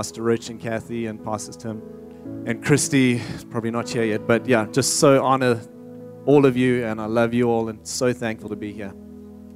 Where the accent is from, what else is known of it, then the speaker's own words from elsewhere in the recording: South Africa; moved away as an adult; now in Redding, United States; I'm from South Africa originally.